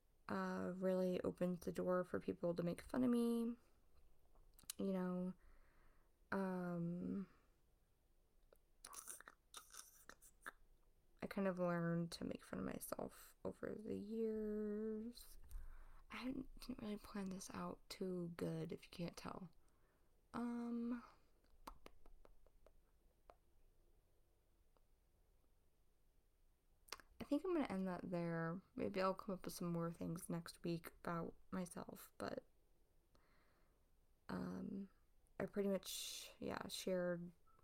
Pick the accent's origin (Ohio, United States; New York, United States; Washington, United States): Ohio, United States; I was born and raised in Ohio. I still live here